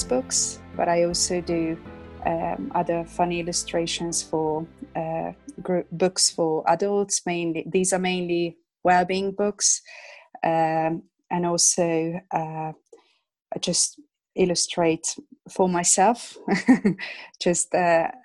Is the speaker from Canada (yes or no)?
no; Hungary; English is a second language; moved away as an adult; now in England; I'm originally from Hungary. That's where I was born and that's where I grew up. I came to England about 20 years ago.